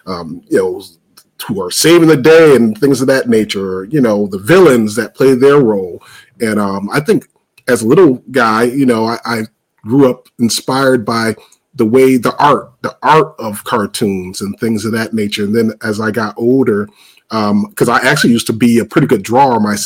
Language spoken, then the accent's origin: English; Springfield, Massachusetts, United States; I was born and raised in Springfield, Mass, and that's the same city as Dr. Seuss was born and raised